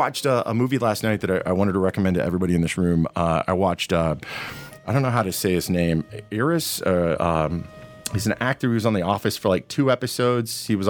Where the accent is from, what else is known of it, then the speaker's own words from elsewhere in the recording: Kansas, United States; I grew up in Pika, Kansas.